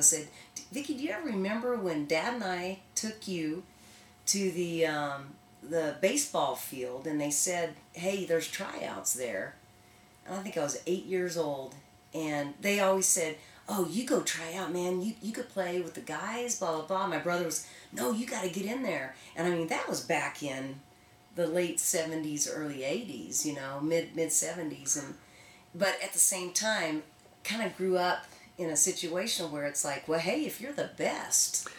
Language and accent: English; Bartlesville, Oklahoma, United States; I grew up in Bartlesville, Oklahoma